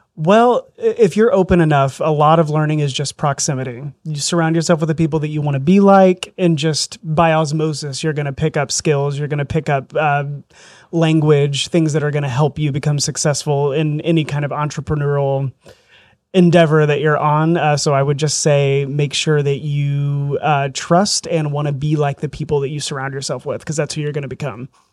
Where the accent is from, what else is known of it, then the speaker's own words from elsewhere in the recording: southern Indiana, United States; also born or lived in Southern Florida; I grew up in southern Indiana, a little rural area down there.